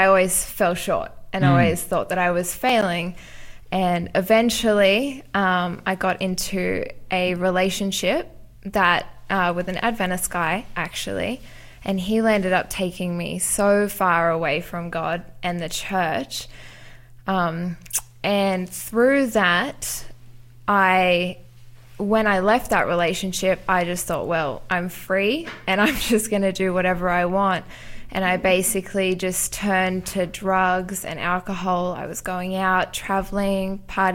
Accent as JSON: {"language": "English", "area": "Central Coast", "region": "New South Wales", "country": "Australia", "tie": "born or raised there", "also_born_or_lived": "South Africa / Newcastle, Australia", "said": "I grew up in South Africa and then moved to Australia when I was 10 and have kind of grown up on the Central Coast"}